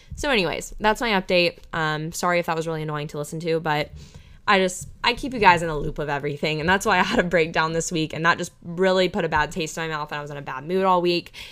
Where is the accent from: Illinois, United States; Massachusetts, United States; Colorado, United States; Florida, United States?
Florida, United States; Panama City; my hometown of Panama City, Florida, Panama City Beach, Florida